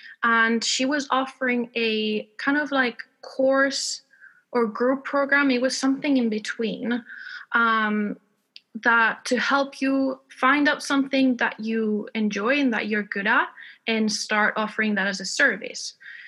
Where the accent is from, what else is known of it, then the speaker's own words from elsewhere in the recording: Spain; accent: American; English is a second language; also born or lived in Texas; now in United Kingdom; I am based in the UK, even though I'm originally from Spain. You might hear a bit of an American accent because I learned English in Texas.